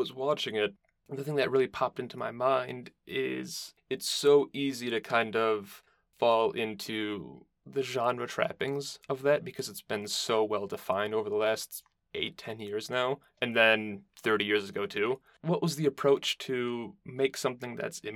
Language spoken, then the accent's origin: English; Detroit, Michigan, United States; now in Chicago, United States; I'm currently in Chicago, but I'm from the Detroit region